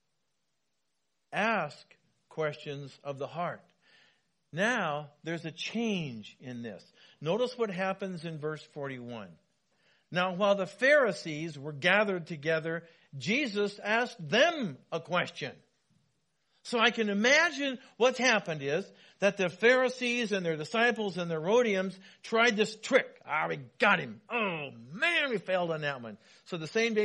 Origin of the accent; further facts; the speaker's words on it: Wenatchee, Washington, United States; When I was growing up in Wenatchee, my dad was a building contractor